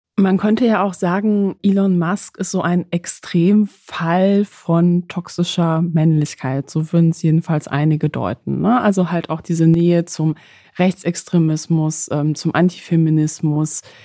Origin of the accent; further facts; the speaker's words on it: Poland; moved away; ich komme aus Polen